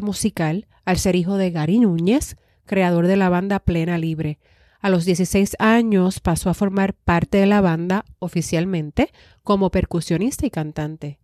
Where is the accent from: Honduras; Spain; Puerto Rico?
Puerto Rico; nos pertenecen como puertorriqueños